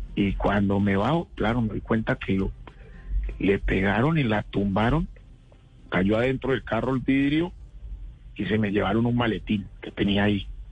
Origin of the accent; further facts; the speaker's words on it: Tuluá, Valle del Cauca, Colombia; now in Bogotá, Colombia; nosotros crecimos juntos en Tuluá